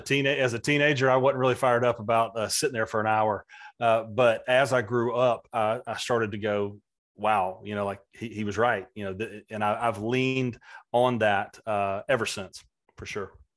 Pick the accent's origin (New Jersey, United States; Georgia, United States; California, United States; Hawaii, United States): Georgia, United States; Valdosta; a kid growing up in Valdosta, Georgia in the mid-eighties